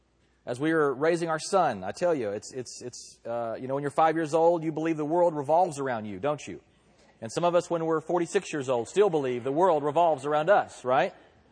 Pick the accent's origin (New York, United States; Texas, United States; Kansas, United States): Texas, United States; now in California, United States; I am proud. And I'm also proud to be a Texan as well. And I should leave my foreign, I'm now a Californian as well, I guess.